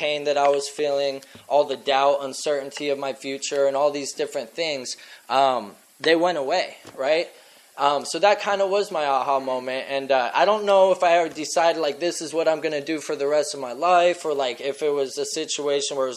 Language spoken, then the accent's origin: English; Scottsdale, Arizona, United States; also born or lived in Blanding, Utah; I fucking grew up in Scottsdale